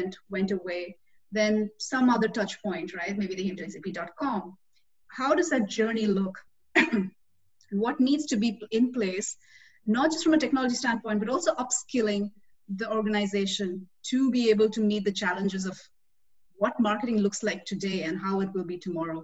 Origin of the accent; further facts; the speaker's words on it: India; moved away as an adult; also born or lived in Austin, Texas, United States; I came from India as a 21-year-old.